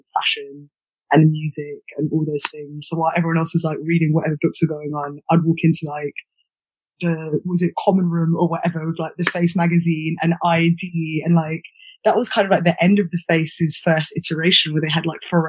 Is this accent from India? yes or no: no; London, United Kingdom; I grew up in Pimlico, which is SW1 just by the river